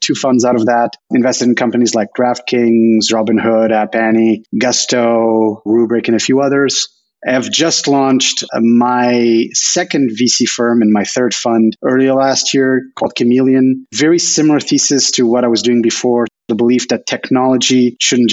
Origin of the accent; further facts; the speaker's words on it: Lisbon, Portugal; moved away as an adult; also born or lived in Paris / Madrid; now in San Francisco Bay Area, United States; I was born and raised in Portugal. I was there until I was 23.